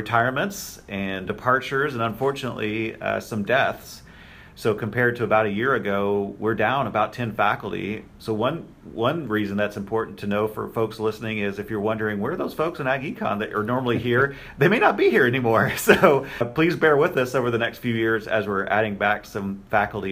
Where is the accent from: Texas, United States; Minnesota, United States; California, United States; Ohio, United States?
Texas, United States; Texas Panhandle, United States; moved away as an adult; also born or lived in Kansas State / Mississippi State / Oklahoma State; now in Indiana, United States; I am a Texas native and I grew up in the Texas Panhandle.